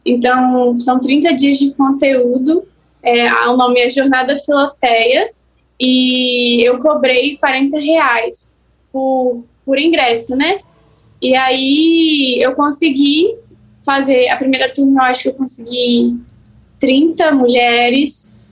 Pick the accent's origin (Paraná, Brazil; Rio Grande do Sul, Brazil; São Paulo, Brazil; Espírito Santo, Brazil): Espírito Santo, Brazil; eu sou capixaba.